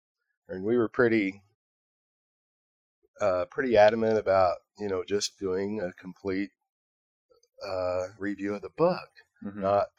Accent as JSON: {"language": "English", "region": "Texas", "country": "United States", "said": "I'm from Texas."}